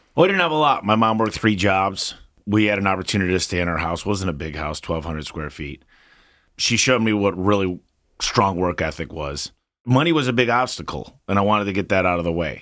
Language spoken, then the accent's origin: English; Michigan, United States; I'm from Michigan. And as a kid, you shovel snow, mow lawns to make money.